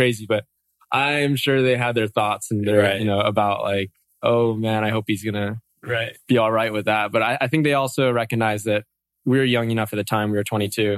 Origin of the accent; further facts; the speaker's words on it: Oahu, Hawaii, United States; also born or lived in Santa Cruz, California; So I grew up here on Oahu, grew up surfing majority of my life